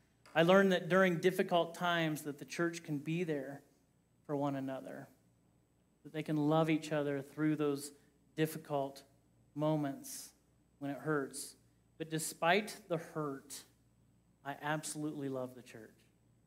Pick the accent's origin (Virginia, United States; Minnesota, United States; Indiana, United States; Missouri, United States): Indiana, United States; Kokomo; also born or lived in Johnson City, Tennessee; now in Loveland, United States; grew up in the Independent Christian Church, and you would see a lot of first Christian churches. In fact, there's a First Christian Church in Kokomo, Indiana, where I was raised